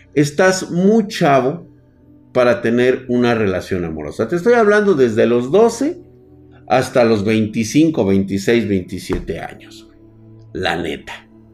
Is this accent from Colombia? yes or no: no; Mexico; quedarme aquí en mi tierra